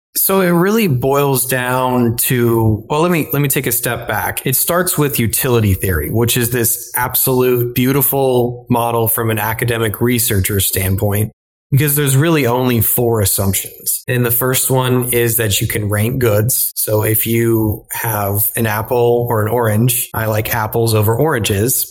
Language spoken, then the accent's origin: English; Illinois, United States; moved away as an adult; also born or lived in Texas; now in New York City, United States; originally I'm from Illinois where I grew up in corn and soybean country.